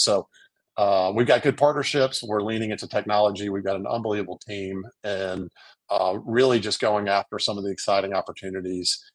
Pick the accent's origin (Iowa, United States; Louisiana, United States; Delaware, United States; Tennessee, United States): Louisiana, United States; New Orleans; now in Birmingham, United States; I grew up in New Orleans, married, I have three kids, live now in Birmingham